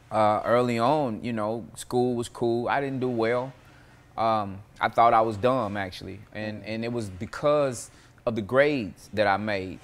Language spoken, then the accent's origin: English; Nashville, Tennessee, United States; I was born, um, in nineteen seventy-one, uh, Hubbard Hospital out south